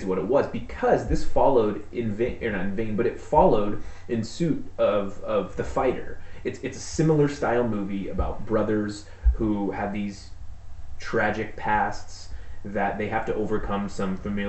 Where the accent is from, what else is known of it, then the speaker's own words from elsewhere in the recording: Pittsburgh, Pennsylvania, United States; I grew up in Pittsburgh.